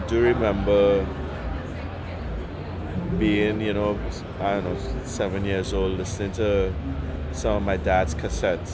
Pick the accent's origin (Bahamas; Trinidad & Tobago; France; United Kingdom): Trinidad & Tobago; growing up in Trinidad and Tobago